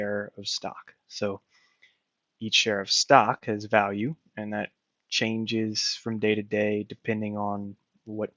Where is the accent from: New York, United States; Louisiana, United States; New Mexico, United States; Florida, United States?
Louisiana, United States; moved away; They both live back in my hometown in Louisiana